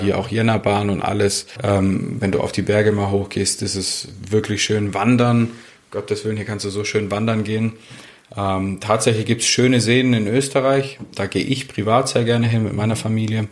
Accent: Stuttgart, Baden-Württemberg, Germany; moved away as an adult; also born or lived in St. Moritz; ich bin Stuttgarter ursprünglich.

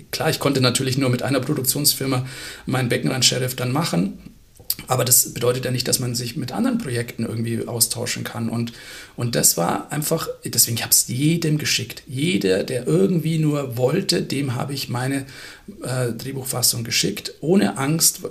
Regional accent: Munich, Bavaria, Germany; Ich als Münchner

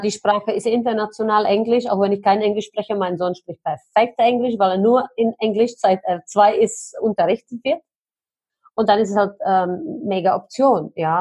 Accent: Germany; als Deutsche

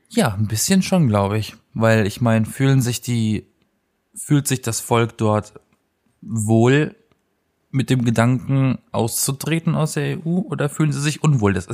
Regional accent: Baden-Württemberg, Germany; now in Berlin, Germany; aus Süddeutschland, Südwestdeutschland, um genau zu sein. Und ähm, da leben meine Eltern noch, ne? meine Familie ist da in der Ecke, ja. wohnen aber in Berlin ich persönlich

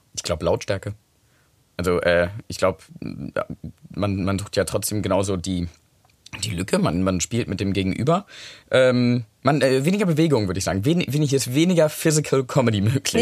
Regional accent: United Kingdom; ich bin doch Brite

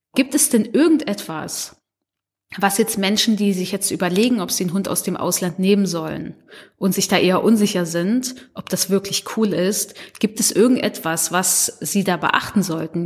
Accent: Germany; ich sehe mich schon als Deutsche auch selbst

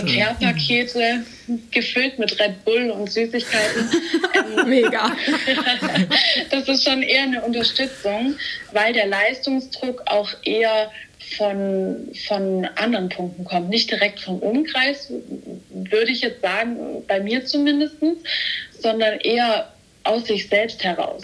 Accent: Stuttgart, Baden-Württemberg, Germany; ich komme aus Stuttgart, bin 23 Jahre alt

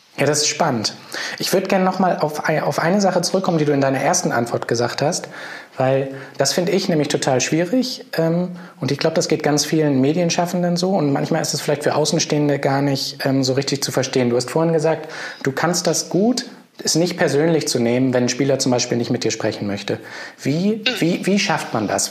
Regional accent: Hamburg, Germany; moved away; Ich bin ja auch Hamburger, geborener sogar, war zwischendrin zwar mal weg, aber bin jetzt auch wieder da.

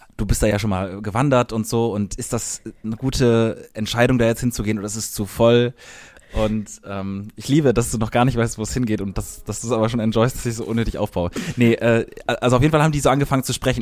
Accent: Cologne area, North Rhine-Westphalia, Germany; an unserer, da wo wir aufgewachsen sind.

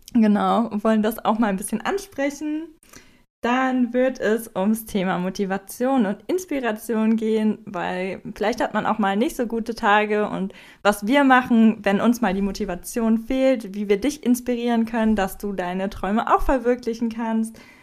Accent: Wermelskirchen, North Rhine-Westphalia, Germany; moved away; ich komme ursprünglich aus Wermelskirchen, das ist ein kleines Kaff in der Nähe, also eine halbe Stunde entfernt von Köln.

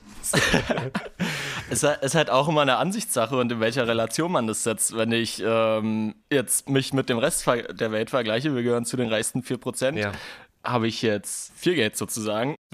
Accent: Kosovo; now in Germany; ich komme auch aus einer Familie, also ich bin nicht in Deutschland geboren. Wir kamen damals 1999 als Kriegsflüchtlinge hier nach Deutschland aus dem Kosovo.

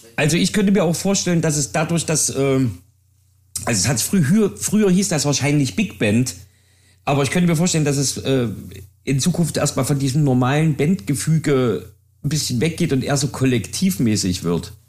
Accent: Jena, Thuringia, Germany; ich komme ja aus Jena

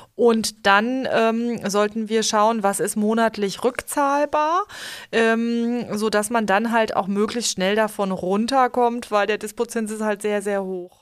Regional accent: Limburg an der Lahn, Hesse, Germany; ich komme ja jetzt auch aus Limburg, aus einer etwas ländlicheren Gegend

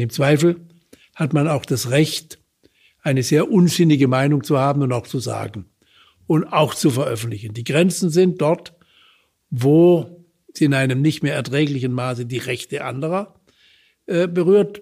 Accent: Baden-Württemberg, Germany; bei uns in Baden-Württemberg

